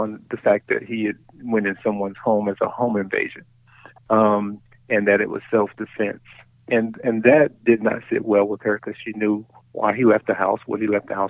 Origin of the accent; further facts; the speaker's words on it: Brunswick, Georgia, United States; moved away as an adult; now in Little Rock, United States; I'm from Brunswick. I have my family's still there. Mom still lives in the house I grew up in.